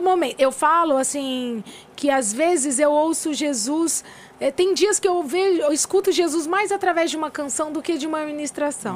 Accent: Cardoso, São Paulo, Brazil; born or raised there; also born or lived in São Joaquim da Barra, São Paulo

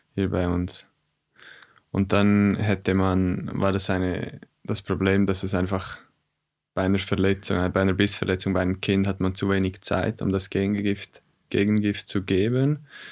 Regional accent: Switzerland; bei uns in der Schweiz

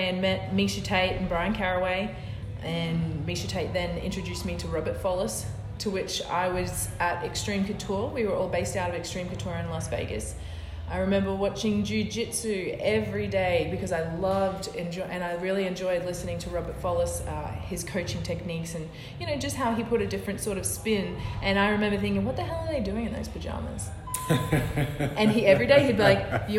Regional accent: Australia; moved away as an adult; now in United States; I'm over here from Australia. I'm half Australian, half Māori, which is native New Zealand

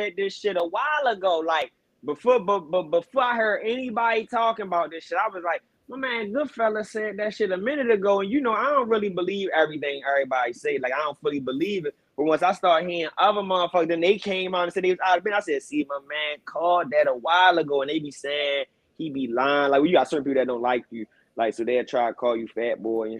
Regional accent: Baltimore, Maryland, United States; I'm from Baltimore.

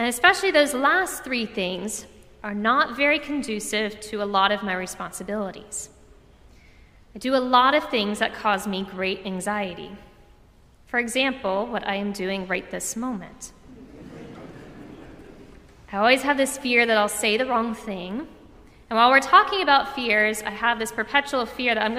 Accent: Orlando, Florida, United States; Growing up in Orlando, I went to a lot of theme parks

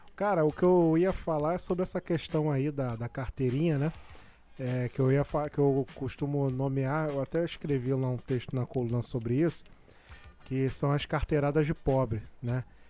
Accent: Rio de Janeiro, Brazil; Eu também sou de Jardim América

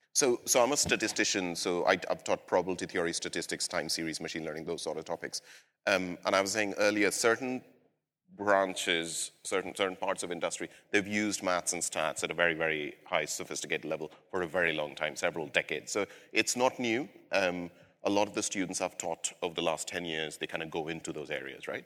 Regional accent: India; now in London, United Kingdom; I'm originally from South Asia, India, but I've lived in London for several years

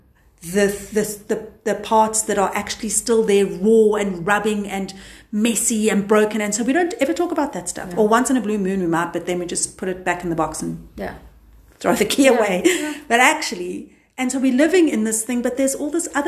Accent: South Africa

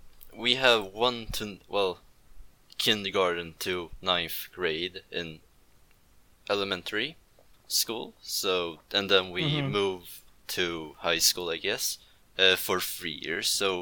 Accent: Stockholm, Stockholm County, Sweden; I'm from Stockholm, other side of Sweden.

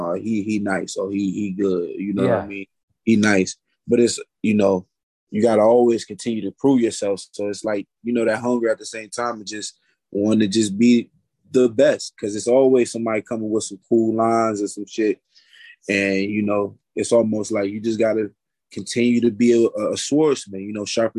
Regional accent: New York, United States; also born or lived in Detroit, Michigan; I was born in Michigan, Detroit, Michigan, and moved to upstate New York when I was a kid. And then been back and forth, you know, throughout the years.

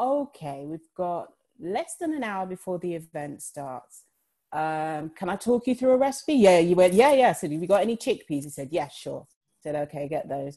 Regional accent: London, United Kingdom; I was born and raised in London

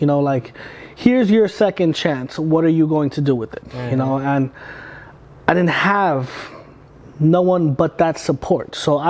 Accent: Brentwood, New York, United States; Like, I'm from Brentwood, Long Island. Mm-hmm. I went to high school from, I was class of 2004.

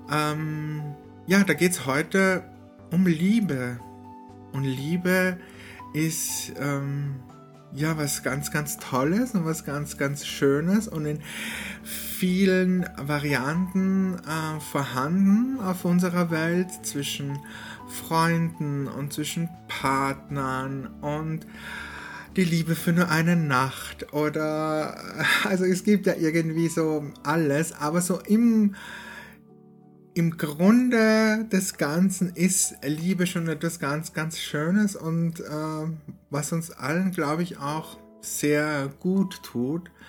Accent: Salzburg, Austria; now in Linz, Austria; ich bin dann vom Salzburg-Land, dort wo meine Heimat ist, bin ich dann umgezogen nach Linz. Das ist eine größere Stadt in Oberösterreich.

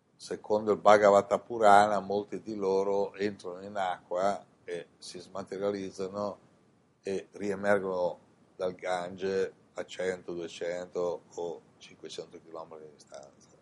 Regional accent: Italy; moved away as an adult; also born or lived in Milan / India; sono nato in Italia

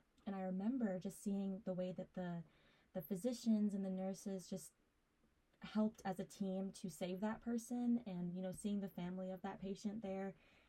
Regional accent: Dallas, Texas, United States; I am from Dallas, Texas.

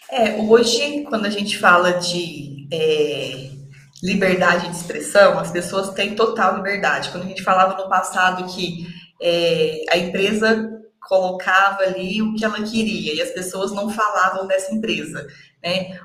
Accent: Uberlândia, Minas Gerais, Brazil; eu sou de Uberlândia, sou mineira

